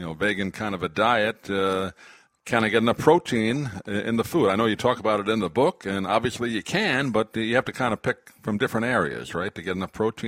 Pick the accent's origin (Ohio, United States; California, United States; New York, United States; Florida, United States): New York, United States; Long Island; I grew up in Long Island